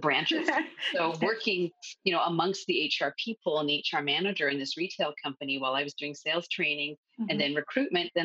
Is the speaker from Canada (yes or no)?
yes; Montreal, Quebec, Canada; I grew up in Montreal for my whole life